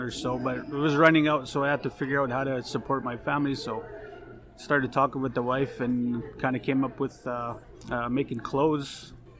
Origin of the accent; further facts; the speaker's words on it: Ahtahkakoop First Nation, Saskatchewan, Canada; moved away as an adult; now in Saskatoon, Canada; I'm from Attakakoot First Nation. Pretty much grew up there.